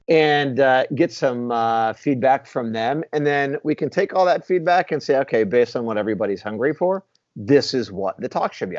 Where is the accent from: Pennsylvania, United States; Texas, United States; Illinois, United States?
Texas, United States; Houston; I'm a Houston Astros fan. I'm from Houston.